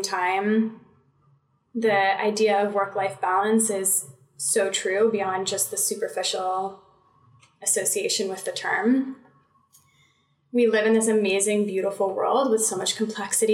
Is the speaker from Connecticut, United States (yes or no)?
yes; Connecticut, United States; moved away as an adult; also born or lived in North Carolina / Washington, D.C.; I grew up in Connecticut, spent a little over 20 years there